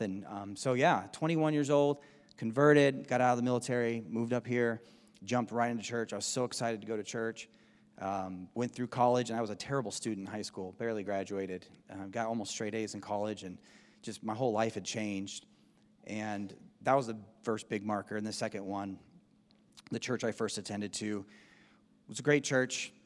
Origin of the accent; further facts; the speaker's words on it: Southern California, United States; moved away as an adult; now in Spokane, United States; We grew up in Southern California